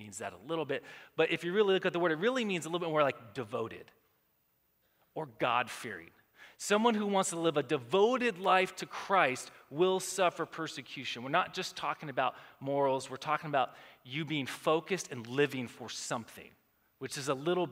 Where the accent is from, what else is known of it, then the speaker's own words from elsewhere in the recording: United States; We live in America